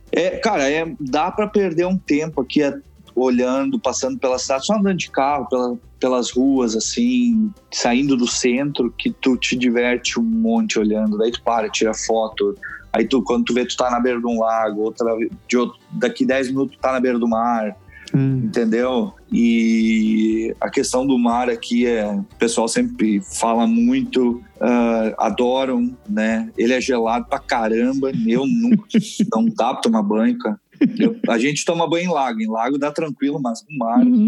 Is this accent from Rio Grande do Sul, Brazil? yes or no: yes; Rio Grande do Sul, Brazil; moved away as an adult; now in Canada; eu sou gaúcho